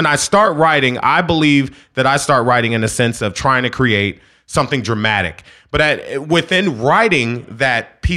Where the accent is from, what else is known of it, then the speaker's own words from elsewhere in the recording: Philadelphia, Pennsylvania, United States; I'm from Philly